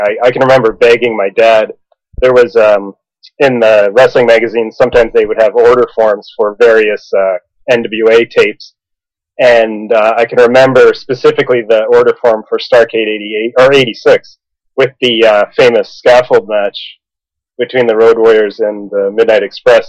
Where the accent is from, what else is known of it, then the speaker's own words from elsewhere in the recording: Calgary, Alberta, Canada; now in Vancouver, Canada; I'm living in Vancouver now, uh, but I grew up in Calgary